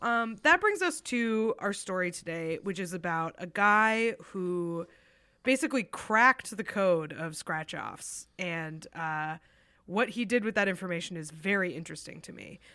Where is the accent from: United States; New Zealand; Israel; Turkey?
United States; New Hampshire; my home state of New Hampshire